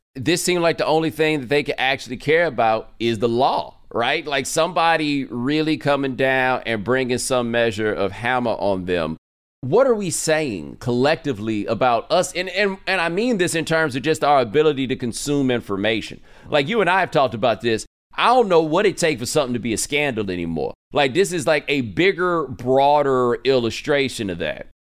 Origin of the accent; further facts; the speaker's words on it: Texas, United States; I'm from Texas